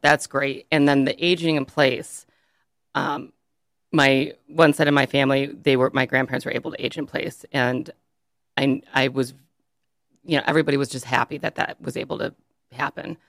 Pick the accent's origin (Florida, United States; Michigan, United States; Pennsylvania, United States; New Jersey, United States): Michigan, United States; Birmingham; now in Lake Orion, United States; I grew up in Birmingham